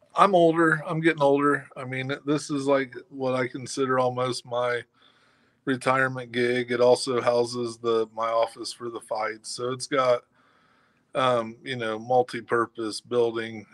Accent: Kokomo, Indiana, United States; here in my hometown

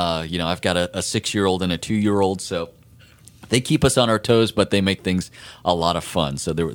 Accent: Orlando, Florida, United States; Orlando's my hometown

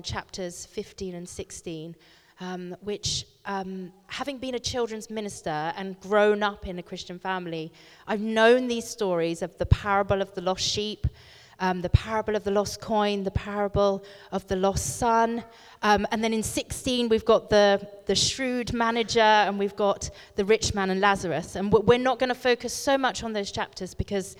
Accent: Bristol, South West England, United Kingdom; I come from Bristol, and live in a village kind of outside of Bristol

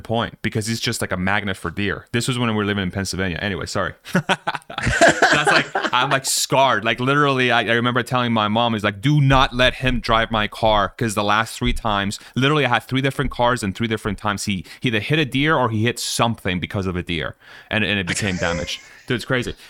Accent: Spain

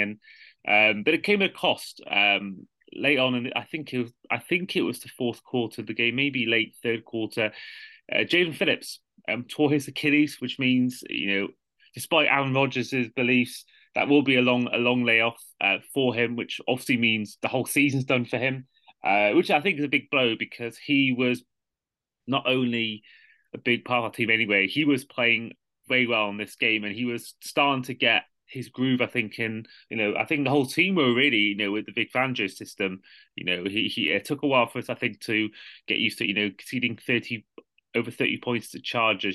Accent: Welsh, Wales, United Kingdom; a Welsh football fan

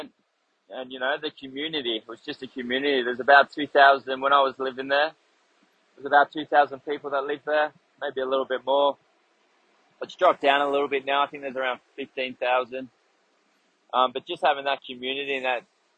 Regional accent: King Island, Tasmania, Australia; also born or lived in Hobart, Tasmania; I was born in Tasmania, so I'm a Taswegian, way down there, down in Hobart. And then at the ripe age of 2, I moved to the family, decided to buy a farm on King Island

